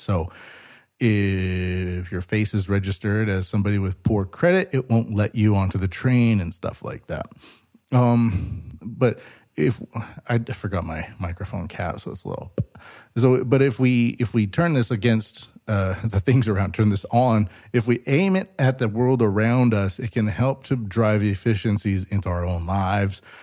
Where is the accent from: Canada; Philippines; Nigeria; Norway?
Canada; West Coast of Canada, British Columbia; moved away as an adult; now in Japan; I grew up a lot in the West Coast, and I left it behind in, like, two thousand six.